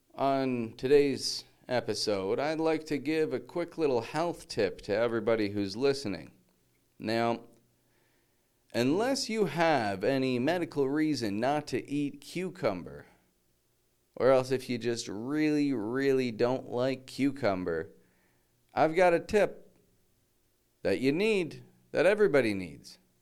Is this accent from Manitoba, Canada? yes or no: no; Toronto, Ontario, Canada; moved away as an adult; now in Mexico; I'm from Toronto, from Canada.